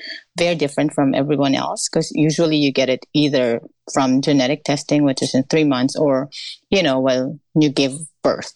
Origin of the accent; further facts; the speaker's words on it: Philippines; moved away as an adult; now in United States; I was raised in the Philippines. I grew up there